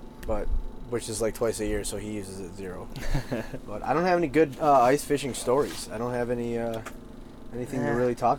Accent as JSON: {"language": "English", "region": "Michigan", "country": "United States", "tie": "born or raised there", "said": "I grew up, my grandpa had a house on Lake St. Clair, so I grew up on Lake St. Clair."}